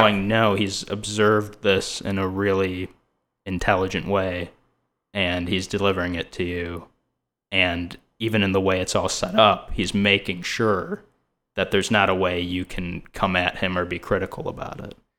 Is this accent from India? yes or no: yes; India; now in Los Angeles, United States; another Indian comedian